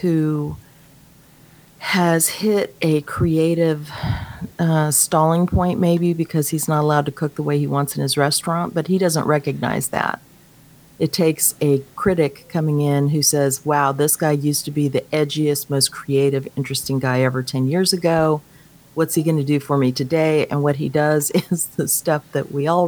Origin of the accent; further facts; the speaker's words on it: Dallas, Texas, United States; I'm from Dallas